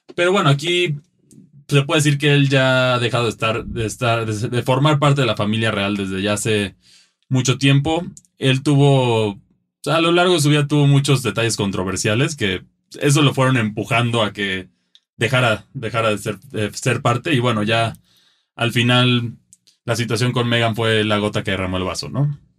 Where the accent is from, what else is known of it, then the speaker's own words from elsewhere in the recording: Mexico; como mexicanos nosotros